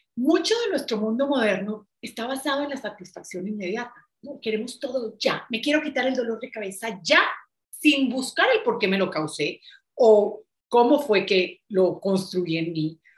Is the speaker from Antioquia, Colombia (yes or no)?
yes; Medellín, Antioquia, Colombia; yo soy de Medellín, de Colombia, en donde es una ciudad muy vanidosa